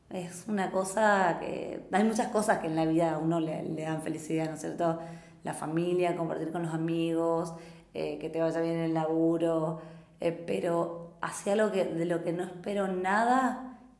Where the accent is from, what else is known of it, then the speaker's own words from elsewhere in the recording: San Javier, Misiones, Argentina; now in -; que allá en San Javier, que donde, de donde yo vengo, es un, género que gusta mucho, somos muy carnavaleros, estamos en la frontera con Brasil y nos criamos